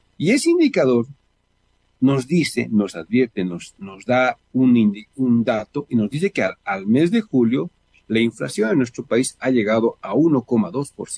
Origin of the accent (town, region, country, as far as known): Bolivia